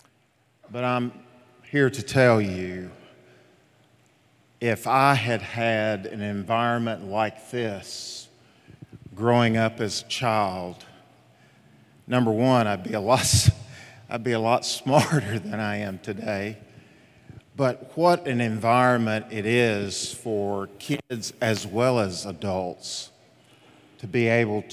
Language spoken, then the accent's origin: English; Jacks Creek, Tennessee, United States; a little boy, an only child, growing up. His parents had him at age 40. Growing up in Jacks Creek, Tennessee. If you guys knew how I grew up in a little shotgun home